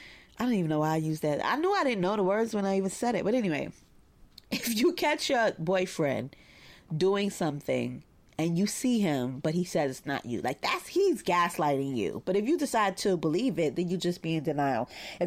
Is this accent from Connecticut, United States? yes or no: no; Brooklyn, New York, United States; It sucks because growing up in Bed-Stuy, like I'm really good at it.